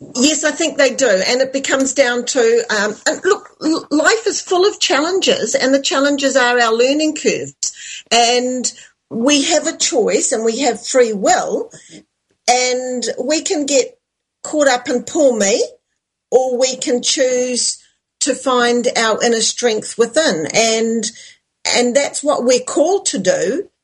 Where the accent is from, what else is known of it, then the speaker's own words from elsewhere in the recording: New Zealand; I'm from New Zealand